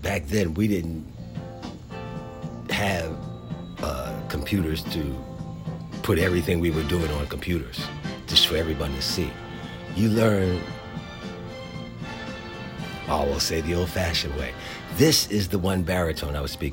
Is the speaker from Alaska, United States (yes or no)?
no; Philadelphia, Pennsylvania, United States; moved away as an adult; also born or lived in North Carolina / San Diego; There was a guy growing up in Philadelphia named Douglas Eccles, who worked at the store I worked at from the time I was 11 till I went to college